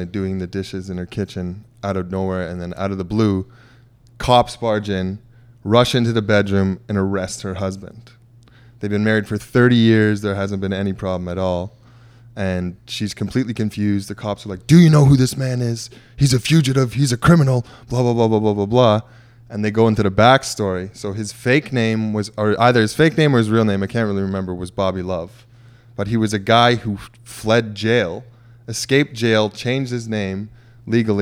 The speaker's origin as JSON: {"language": "English", "town": "Mississauga", "region": "Ontario", "country": "Canada", "said": "I'm from Mississauga."}